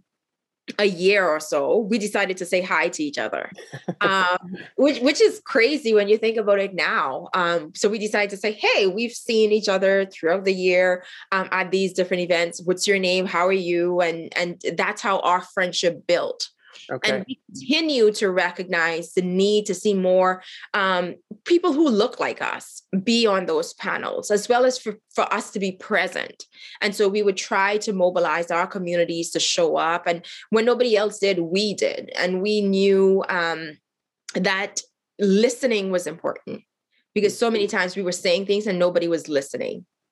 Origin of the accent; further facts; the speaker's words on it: Haiti; also born or lived in Bahamas; now in Central Alberta, Canada; I was born in Haiti